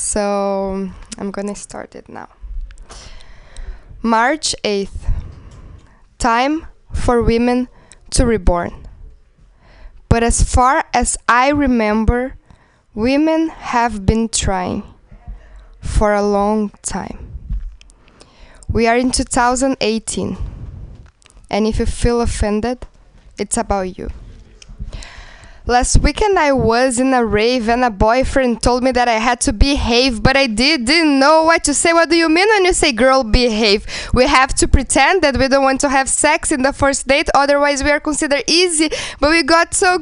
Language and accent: English; Porto Alegre, Rio Grande do Sul, Brazil; now in San Francisco, United States; I'm from Porto Alegre. It's in the south, very south of Brazil.